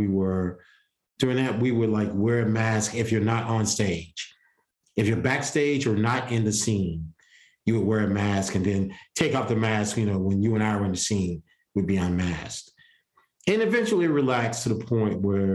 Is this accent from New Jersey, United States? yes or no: no; Columbia, South Carolina, United States; I'm from Columbia. Columbia's still a small town